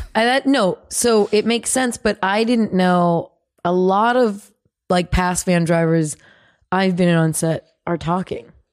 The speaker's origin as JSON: {"language": "English", "region": "California", "country": "United States", "said": "from California."}